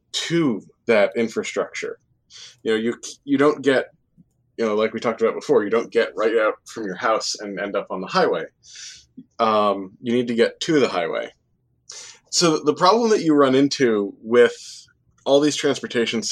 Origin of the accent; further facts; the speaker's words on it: New Jersey, United States; also born or lived in Worcester, Massachusetts; I grew up in New Jersey